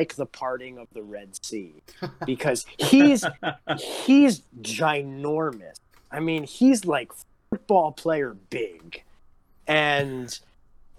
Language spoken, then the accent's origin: English; New York, United States; moved away; I grew up in New York